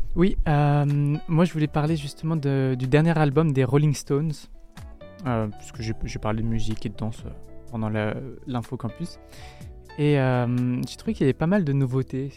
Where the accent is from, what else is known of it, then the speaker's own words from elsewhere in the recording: Paris, Île-de-France, France; moved away; je viens pas de Strasbourg, je viens de Paris